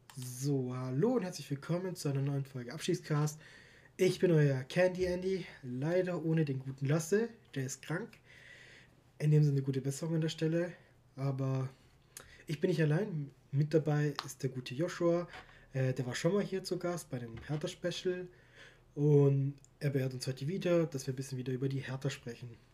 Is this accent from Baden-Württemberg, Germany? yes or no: yes; Stuttgart, Baden-Württemberg, Germany; ich bin zwar in Stuttgart geboren, aufgewachsen